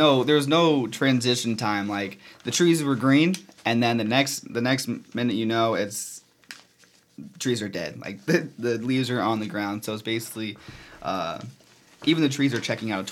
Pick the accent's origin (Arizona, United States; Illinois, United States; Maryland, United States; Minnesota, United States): Illinois, United States; I'm from the Quad Cities